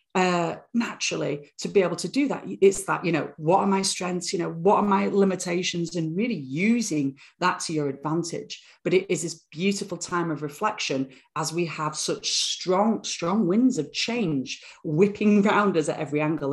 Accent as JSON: {"language": "English", "town": "Bradford", "region": "Yorkshire and the Humber", "country": "United Kingdom", "tie": "born or raised there", "moved": "yes", "said": "born in born in the northern town of Bradford, gritty northern town"}